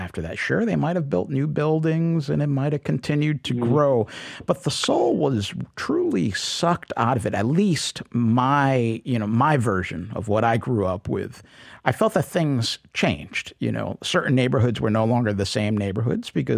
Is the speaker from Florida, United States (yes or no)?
no; New York City, New York, United States; also born or lived in Connecticut; I grew up in New York City.